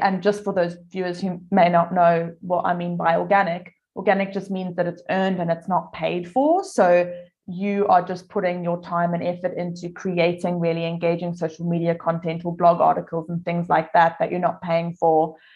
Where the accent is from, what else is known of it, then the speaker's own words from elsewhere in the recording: South Africa; now in Adelaide, Australia; I'm originally from South Africa, if you're wondering where my accent comes from.